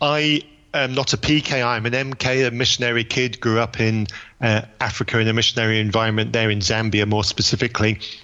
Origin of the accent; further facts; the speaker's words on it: United Kingdom; the perfect Brit.